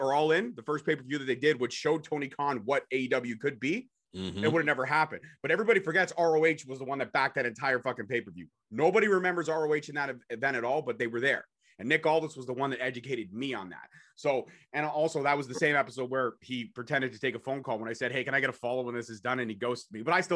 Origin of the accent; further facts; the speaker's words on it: Canada; I'm a Canadian boy.